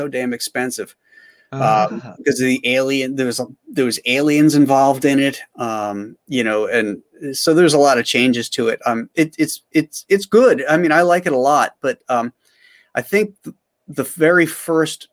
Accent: United States; I'm an American.

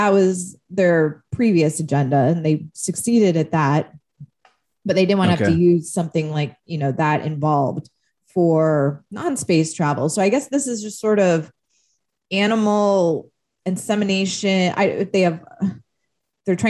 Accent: Palo Alto, California, United States; Palo Alto, which is my hometown

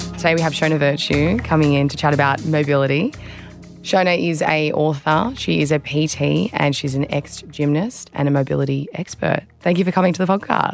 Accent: Australia; I'm former Australian beach sprinter and fitness trainer

